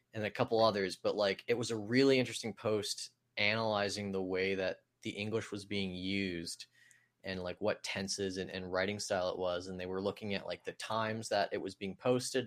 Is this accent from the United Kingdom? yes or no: no; Canada; growing up in Canada